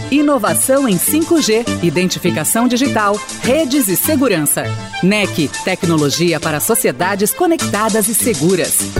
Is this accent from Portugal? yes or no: no; Brazil; a gente aqui, enquanto brasileiro